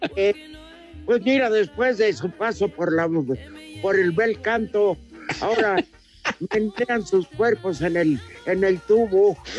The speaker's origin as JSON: {"language": "Spanish", "country": "Mexico", "said": "así somos los mexicanos"}